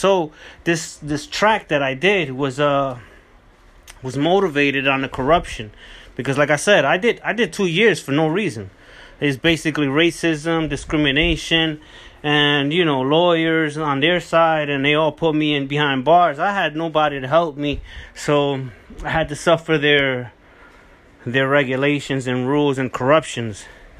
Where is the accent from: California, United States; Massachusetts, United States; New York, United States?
California, United States; So Unleashed Resilience was a composition that I wrote back when I came from Cali. So I already came from Cali.